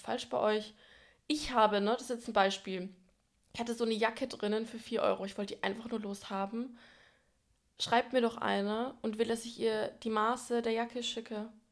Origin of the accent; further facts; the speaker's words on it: Franconia, Bavaria, Germany; now in Berlin, Germany; wir kommen beide aus Franken